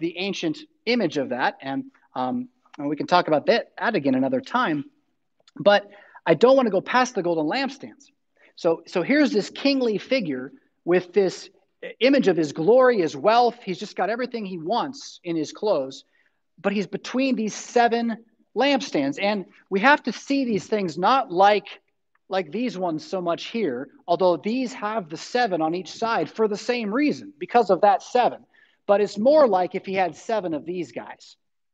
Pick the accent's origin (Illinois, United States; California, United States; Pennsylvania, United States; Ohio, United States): California, United States; moved away; I'm from California